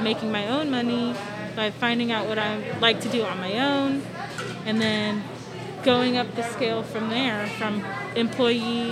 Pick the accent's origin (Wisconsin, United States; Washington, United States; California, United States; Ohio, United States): Washington, United States; south side of; grew up in kind of like the south side of Washington